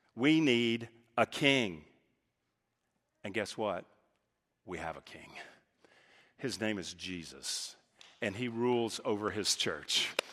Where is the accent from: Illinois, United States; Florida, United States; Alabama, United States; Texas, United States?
Texas, United States; moved away as an adult; also born or lived in California; now in Dallas, United States; I grew up in Texas